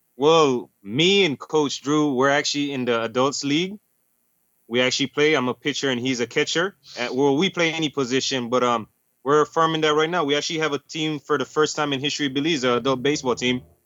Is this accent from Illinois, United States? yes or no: yes; Chicago, Illinois, United States; moved away as an adult; I'm actually from Chicago too